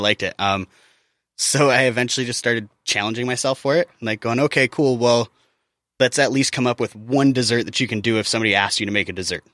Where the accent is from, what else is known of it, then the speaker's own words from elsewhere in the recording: Midwest, United States; I grew up in the Midwest